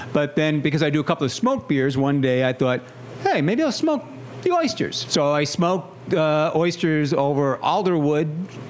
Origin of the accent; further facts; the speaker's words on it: Levittown, New York, United States; I grew up in Levittown, which used to be all potato fields. This fact, the street I grew up on was Russet Lane, named after a potato. So I've been, and being half Polish, quarter Irish, quarter German